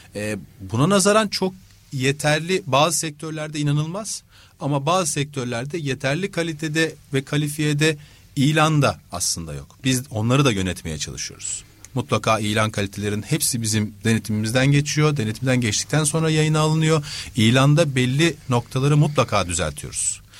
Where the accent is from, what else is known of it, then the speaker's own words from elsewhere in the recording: Istanbul, Turkey; 78 İstanbul'da doğdum.